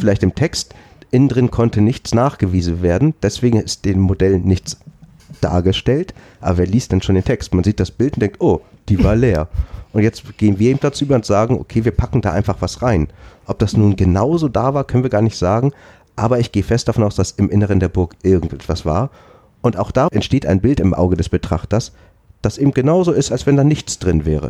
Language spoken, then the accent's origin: German; Schleswig-Holstein, Germany; bei uns in Schleswig-Holstein